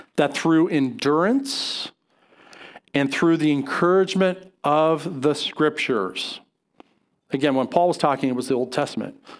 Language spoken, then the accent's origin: English; Colorado, United States; I grew up, I grew up in Colorado